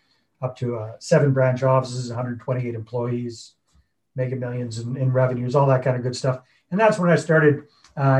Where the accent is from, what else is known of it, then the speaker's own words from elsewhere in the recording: Northern British Columbia, Canada; moved away as an adult; also born or lived in Costa Rica; I was born and raised in Northern British Columbia on the west coast of Canada